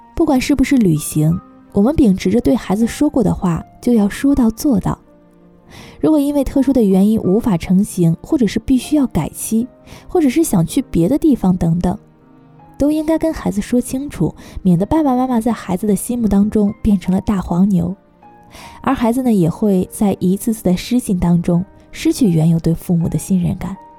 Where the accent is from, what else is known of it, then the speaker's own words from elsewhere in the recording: Taiwan; now in Germany; 我们从小住在台湾地区